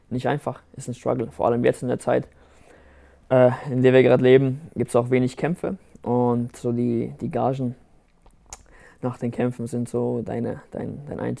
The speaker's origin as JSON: {"language": "German", "town": "Rastatt", "region": "Baden-Württemberg", "country": "Germany", "said": "Rastatt ist meine Heimat ich möchte auch, dass äh, die Leute am Ende wissen, dass wir aus Rastatt kommen, dass, äh, dass, unsere, dass unsere kleine Stadt auf die Landkarte kommt"}